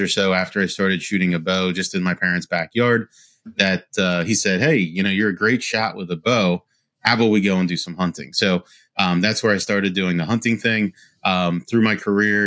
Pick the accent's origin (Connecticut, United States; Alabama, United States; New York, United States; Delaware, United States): Delaware, United States; Wilmington; born and raised in Wilmington, Delaware.